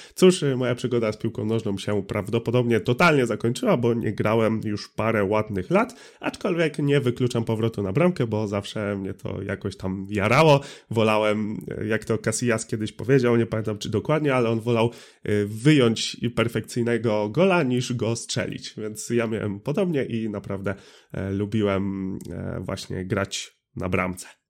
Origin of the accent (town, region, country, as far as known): Drawsko Pomorskie, West Pomeranian Voivodeship, Poland; born or raised there